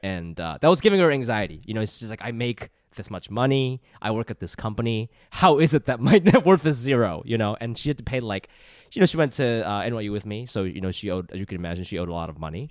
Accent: Ohio, United States; moved away as an adult; I grew up in Ohio

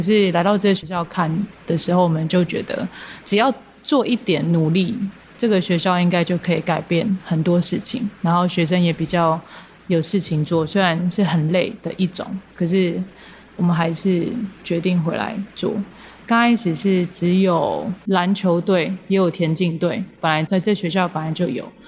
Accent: Taipei, Taiwan; 我从小在台北长大，然后我父母亲那个时候没有很要求我们一定要学会这样的事情

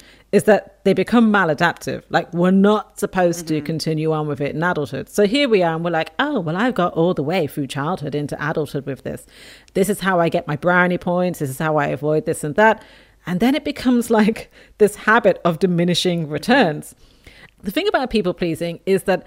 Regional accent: Dublin, Leinster, Ireland; also born or lived in England; I was born in England, raised in Dublin, Ireland

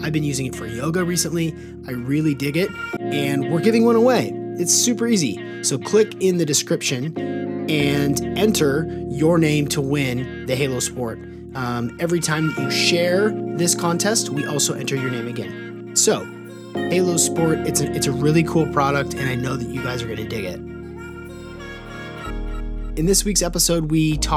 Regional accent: Seattle, Washington, United States; I grew up here in Seattle

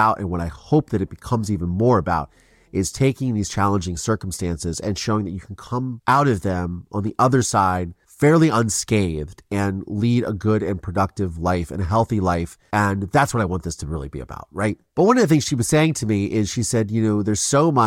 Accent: Ohio, United States; I grew up in Ohio

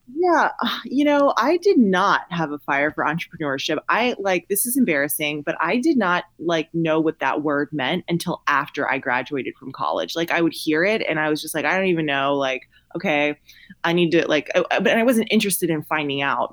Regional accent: Columbia, South Carolina, United States; now in Austin, United States; I live in Austin, Texas, but I'm originally from Columbia, South Carolina.

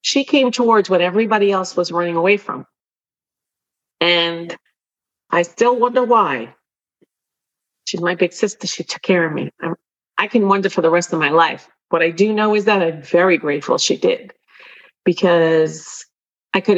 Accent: New York City, New York, United States; as a New Yorker

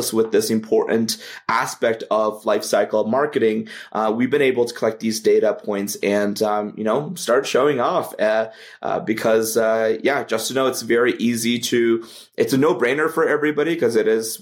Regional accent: Canada; I'm Canadian

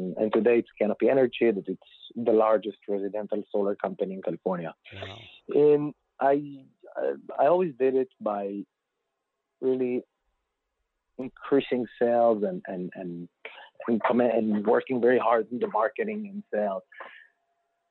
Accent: Israel; moved away as an adult; now in United States; I was born and raised in Israel, grew up there

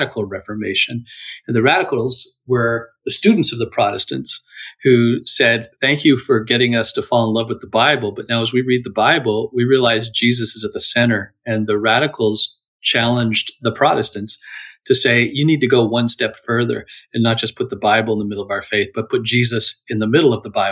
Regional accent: Toronto, Ontario, Canada; I'm a Canadian in the Toronto, Ontario area

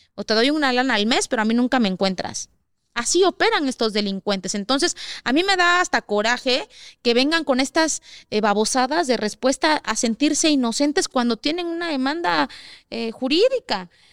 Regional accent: Oaxaca, Mexico; somos de Oaxaca

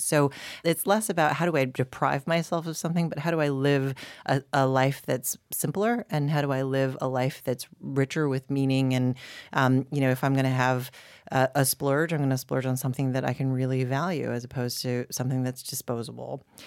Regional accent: Boulder, Colorado, United States; I grew up in Boulder, Colorado.

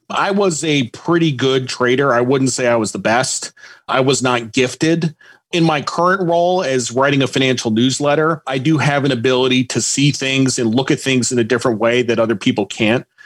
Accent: Norwich, Connecticut, United States; moved away as an adult; I grew up mostly in Connecticut my dad was in the Coast Guard, and I kind of moved around until age seven. My parents got divorced, and then I moved to Norwich, Connecticut

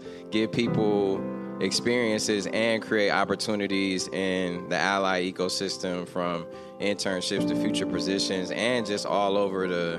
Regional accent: Detroit, Michigan, United States; growing up in Detroit

